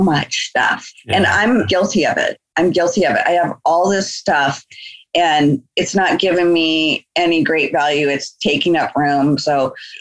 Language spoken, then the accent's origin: English; Anchorage, Alaska, United States; we grew up together in Anchorage, Alaska.